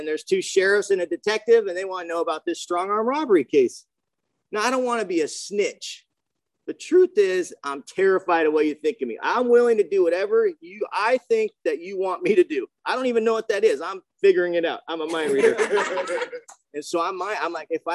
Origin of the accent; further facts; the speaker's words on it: Mission Viejo, California, United States; I grew up in Mission Viejo